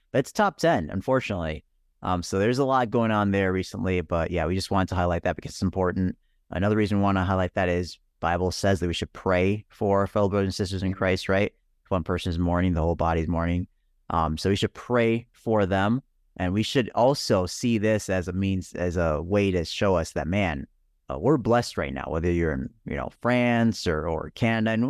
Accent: Nigeria; born there; I was born in Nigeria.

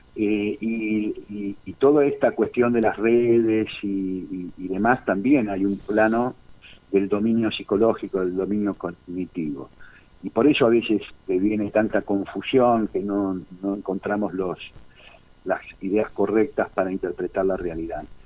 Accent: Argentina

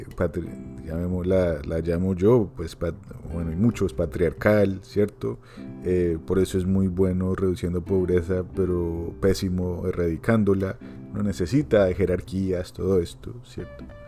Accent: Colombia; como colombiano

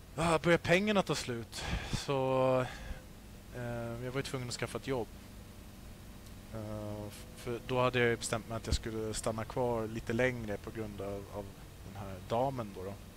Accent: Sweden; moved away as an adult; now in Australia; där hemma i Sverige

